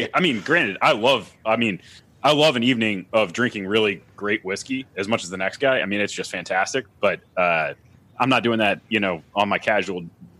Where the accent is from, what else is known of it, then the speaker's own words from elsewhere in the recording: the South, United States; I grew up in the South